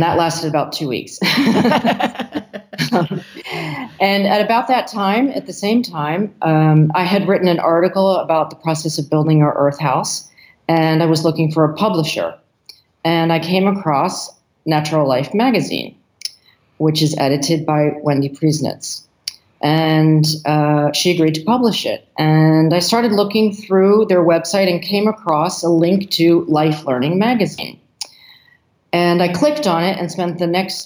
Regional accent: United States; moved away; also born or lived in Senegal; My husband is French and I'm American

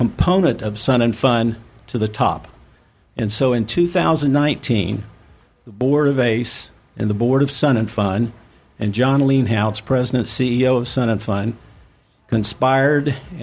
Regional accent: Lakeland, Florida, United States; I grew up in Lakeland. I'm a Lakeland native.

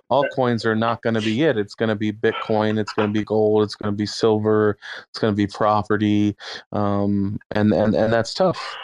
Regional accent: Austin, Texas, United States; I'm from Austin area

